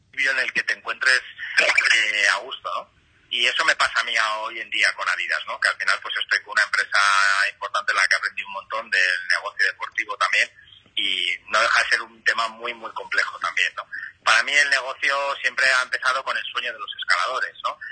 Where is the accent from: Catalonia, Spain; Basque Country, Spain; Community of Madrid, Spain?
Community of Madrid, Spain; Madrid; yo en mi caso que soy de Madrid